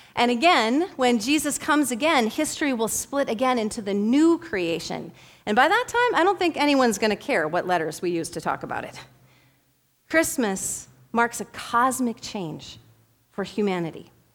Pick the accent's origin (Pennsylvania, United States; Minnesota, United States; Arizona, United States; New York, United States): Minnesota, United States; Bemidji; I am from Bemidji, the first city on the Mississippi River, And I grew up between the Mississippi River and a little tiny river called the Schoolcraft River